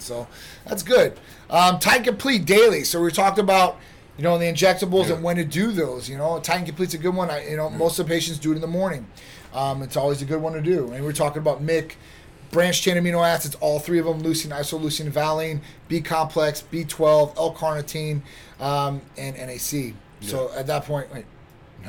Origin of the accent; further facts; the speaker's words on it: Midwest, United States; now in Florida, United States; I'm from the Midwest